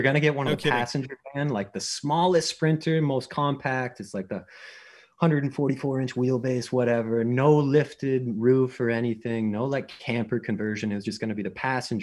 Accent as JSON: {"language": "English", "town": "Waterbury Center", "region": "Vermont", "country": "United States", "tie": "born or raised there", "moved": "as an adult", "said": "I'm originally from Waterbury Center, Vermont"}